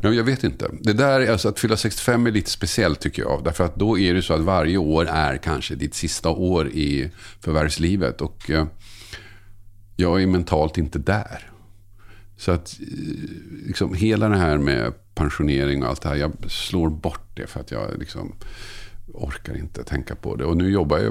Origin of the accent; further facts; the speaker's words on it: Tumba, Stockholm County, Sweden; also born or lived in Södertälje / Oskarshamn; där jag växte upp i Tumba